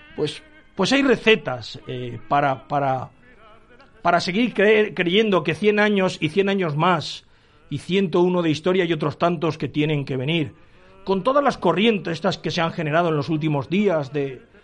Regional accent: Valencian Community, Spain; los valencianos no somos así

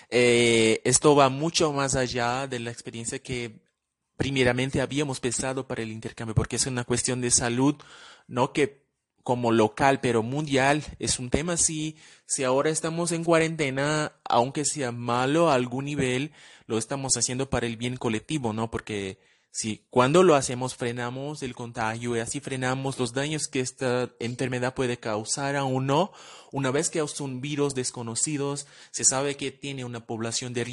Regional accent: Cuiabá, Mato Grosso, Brazil; Spanish is a second language; moved away as an adult; now in Bogotá, Colombia; yo soy de Cuyaba

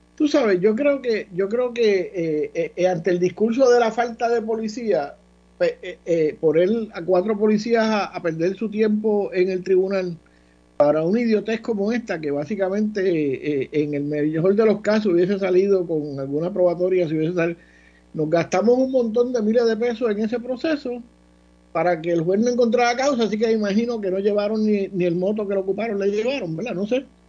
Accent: Ponce, Puerto Rico

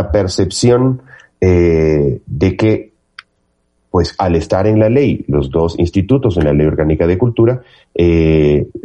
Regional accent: Ecuador; y he instado a quien considere, como cualquier otro ecuatoriano o ecuatoriana, que este es, eh, hay un eh, viso de inconstitucionalidad en el decreto

